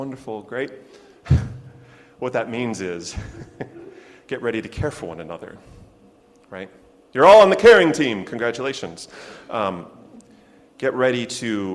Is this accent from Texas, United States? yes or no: no; Chicago, Illinois, United States; now in Lexington, United States; my hometown of Chicago